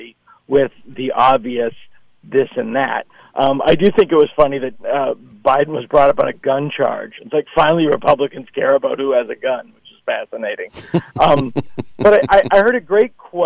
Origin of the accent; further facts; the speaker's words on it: Boston, Massachusetts, United States; also born or lived in Hopedale-Milford area; It's my hometown